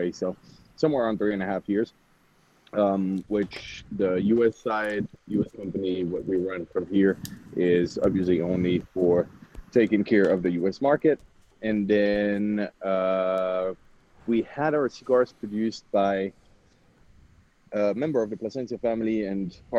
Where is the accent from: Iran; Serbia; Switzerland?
Switzerland; moved away as an adult; now in Dallas, United States; I was born and raised in Switzerland